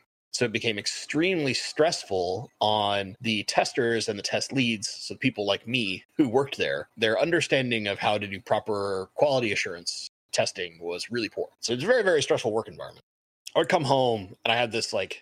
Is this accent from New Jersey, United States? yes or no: no; Seattle, Washington, United States; I'm from Seattle. I love my Seahawks